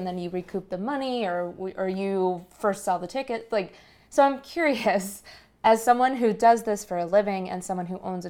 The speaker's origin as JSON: {"language": "English", "country": "Colombia", "moved": "yes", "said": "I'm originally from there. I go there once or twice a year. I'm absolutely in love with my home country."}